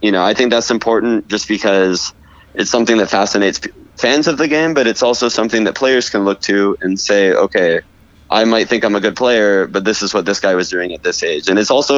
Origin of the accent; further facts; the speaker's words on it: Los Angeles, California, United States; also born or lived in Portland, Oregon; now in Florida, United States; I grew up in Los Angeles